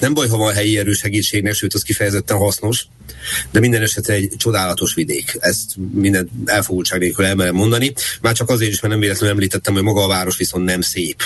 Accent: Budapest, Hungary; also born or lived in Reni, Ukraine (birthplace); ezerkilencszázhetvenkettő november húsz óta budapesti lakos vagyok, pontosabban budai

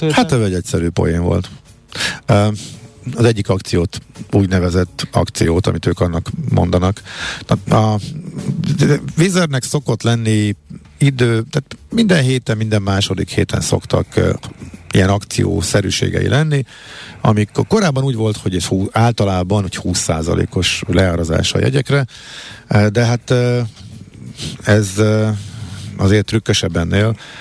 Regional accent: Hungary; magyarok vagyunk

